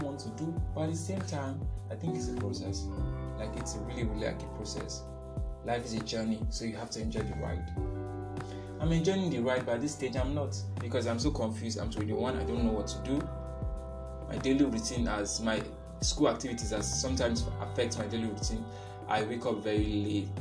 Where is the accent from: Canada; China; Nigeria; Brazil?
Nigeria; also born or lived in northern Nigeria; I'm from Nigeria. Yes. And some people say, I look like Hausa, I look like Yoruba, I'm a Yoruba boy, but I've studied in the north before.